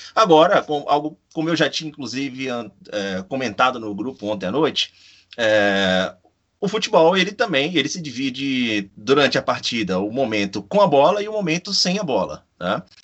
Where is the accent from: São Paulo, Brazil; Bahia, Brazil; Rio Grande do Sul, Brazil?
Bahia, Brazil